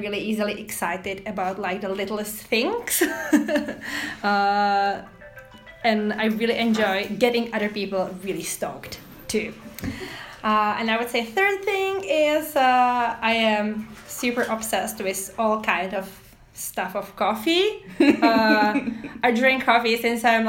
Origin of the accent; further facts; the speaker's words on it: Prague, Czechia; English is a second language; moved away as an adult; now in Canada; I'm originally from Prague, which is capital city of Czech Republic in Middle Europe. That's where my strong accent is from